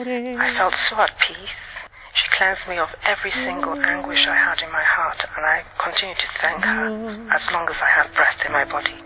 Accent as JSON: {"language": "English", "country": "Nigeria", "said": "I'm from Nigeria."}